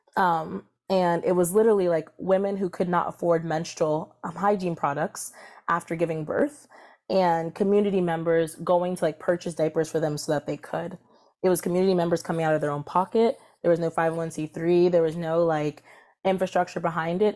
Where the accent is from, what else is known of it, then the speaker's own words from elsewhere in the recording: Columbia, Maryland, United States; also born or lived in Washington, D.C.; I was raised in Columbia, Maryland, which is a suburb between Baltimore and D C